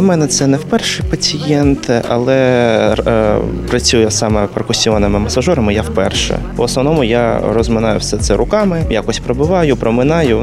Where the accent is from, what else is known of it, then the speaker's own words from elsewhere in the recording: Balakliia, Kharkiv Oblast, Ukraine; moved away as an adult; now in Kharkiv, Ukraine; Я сам з Балаклії був Зараз переїхав у Харків.